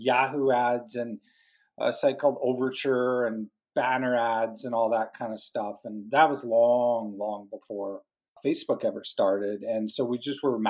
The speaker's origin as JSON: {"language": "English", "town": "Calgary", "region": "Alberta", "country": "Canada", "also_born_or_lived": "Edmonton, Canada", "said": "I'm from Canada, Calgary, Banff area in the Canadian Rockies, that kind of area right above Montana, basically."}